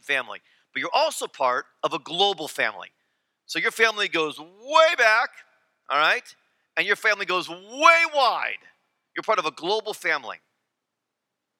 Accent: United States

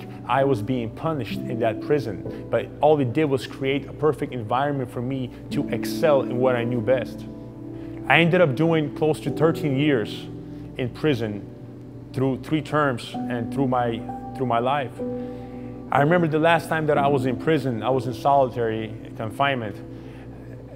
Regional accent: Southern California, United States; also born or lived in Ukraine; I grew up in Southern California

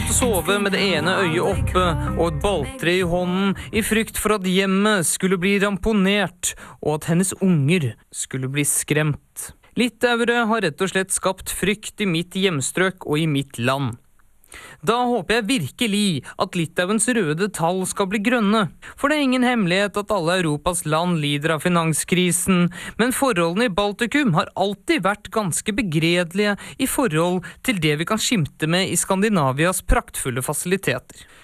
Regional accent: Oslo, Norway; født og oppvokst på Oslos bedre side.

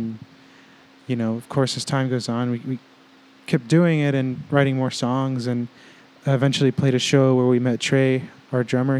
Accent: Dallas, Texas, United States; It started with Danica and I. We both were like born and raised in Dallas.

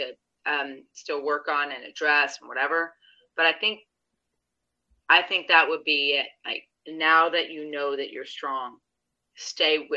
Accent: St. Louis, Missouri, United States; I'm from St. Louis. I'm from south of St. Louis area

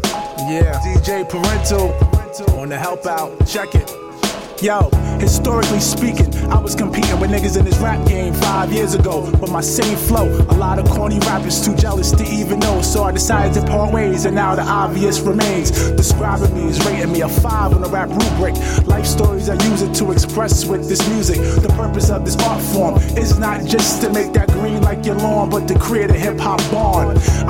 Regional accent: Mount Vernon, New York, United States; I did this cause I'm from Mount Vernon.

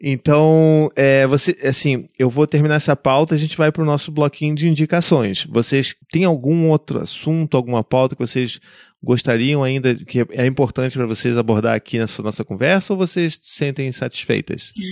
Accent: Rio de Janeiro, Brazil; accent: carioca; mulheres cariocas com aquele sotaque que você se identifica, quer dizer, eu me identifico

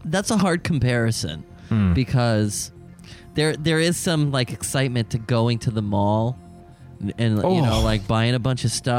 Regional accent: Southern California, United States; growing up in Southern California, there was a lot of outdoor malls and whatnot.

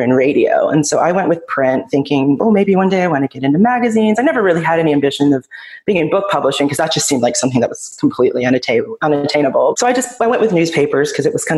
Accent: United States; also born or lived in Israel; obviously I'm from the United States

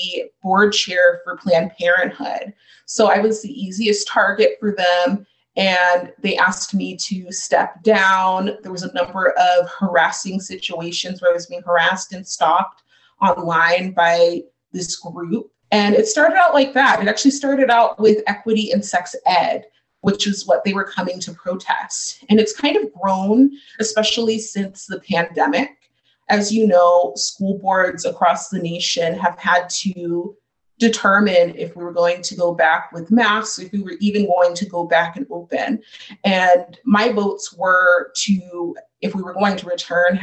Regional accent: Chandler, Arizona, United States; also born or lived in Ahwatukee, Phoenix, Arizona; I moved from Kyrene in about the eighth grade to the Chandler Unified School District and went to middle school and high school and graduated within the district

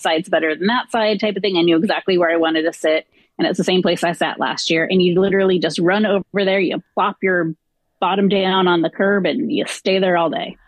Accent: Southern California, United States; I grew up in Southern California

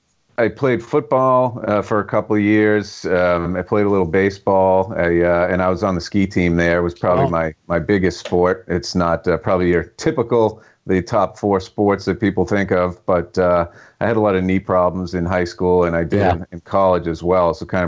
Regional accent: Stoughton, Massachusetts, United States; It's it's a nice town, probably like a middle-class town, as you said, like southeast of Boston.

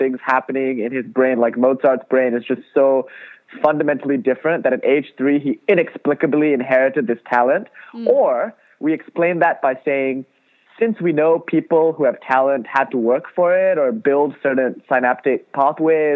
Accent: Kuala Lumpur, Malaysia; now in Los Angeles, United States; I grew up in Kuala Lumpur, Malaysia

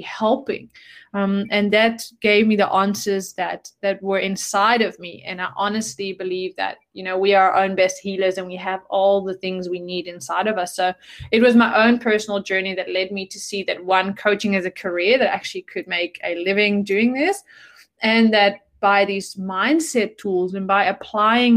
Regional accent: Netherlands; moved away as an adult; also born or lived in South Africa; I'm from the Netherlands and grew up in a entrepreneurial family

